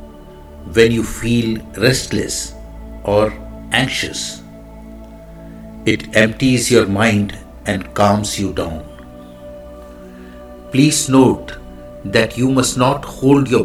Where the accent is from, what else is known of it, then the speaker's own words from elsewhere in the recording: India; I am the Indian monk.